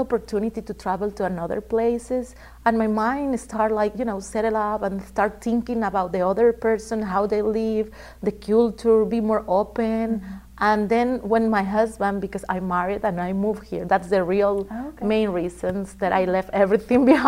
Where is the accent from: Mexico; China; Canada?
Mexico; Campeche; English is a second language; moved away as an adult; now in Louisiana, United States; I'm from a little place named Campeche